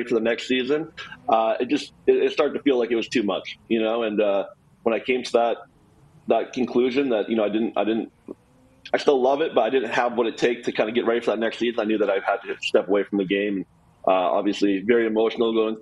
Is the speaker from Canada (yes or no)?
yes; Canada; moved away as an adult; now in United States; growing up in Canada